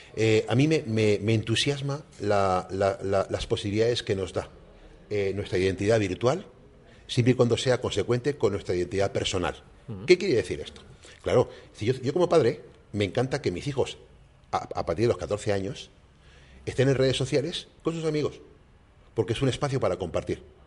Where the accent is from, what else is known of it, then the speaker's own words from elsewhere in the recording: Canary Islands, Spain; mi experiencia como español